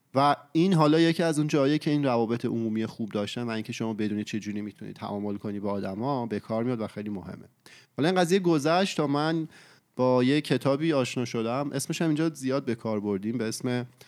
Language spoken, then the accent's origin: Persian; Iran; moved away as an adult; now in Canada; سه سال و نیمه پیش که من از ایران اومدم کانادا